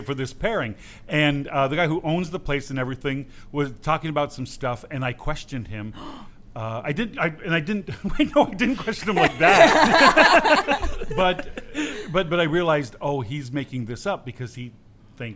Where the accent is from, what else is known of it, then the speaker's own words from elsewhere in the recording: United States; I'm American